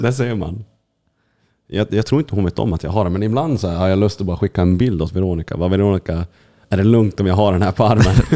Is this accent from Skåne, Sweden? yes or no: no; Kiruna, Norrbotten County, Sweden; jag som är från Kiruna, och, och, vi, vi är från Lappland båda två